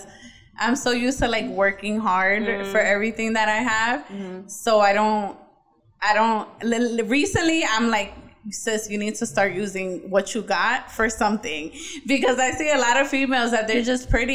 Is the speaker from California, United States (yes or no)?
no; New York City, New York, United States; I'm from the Bronx